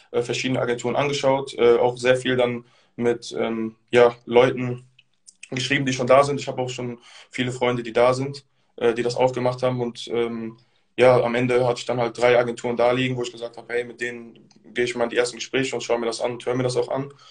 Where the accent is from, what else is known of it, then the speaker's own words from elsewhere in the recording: Bonn, North Rhine-Westphalia, Germany; Also ich komme ja auch aus Bonn, beziehungsweise mhm. wohne hier eigentlich aus Berlin.